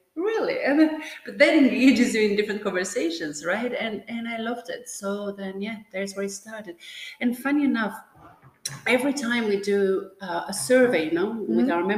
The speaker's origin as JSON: {"language": "English", "town": "Tirana", "region": "Tirana County", "country": "Albania", "tie": "born or raised there", "second_language": "English", "moved": "as an adult", "lives_now": "Belgium", "said": "So my origin, I'm born in Tirana, Albania. But what I was saying, you know, when we were talking earlier on, is that I come actually from the Balkan, right? Because part of my family actually is in Macedonia. You know, I have roots"}